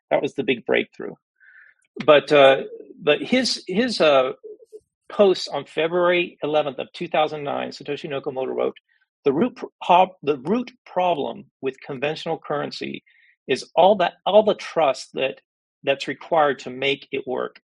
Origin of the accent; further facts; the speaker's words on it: United States; I'm an American